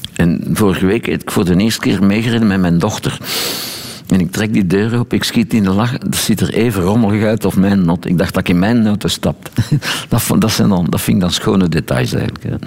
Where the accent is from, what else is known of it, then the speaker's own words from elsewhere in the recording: Boom, Flanders, Belgium; moved away; Als ik nu naar mijn geboortestreek rijd